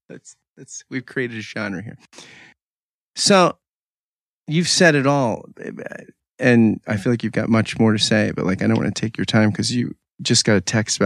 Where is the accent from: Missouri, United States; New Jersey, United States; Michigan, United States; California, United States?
New Jersey, United States; Pitman; I grew up in Pittman, New Jersey, though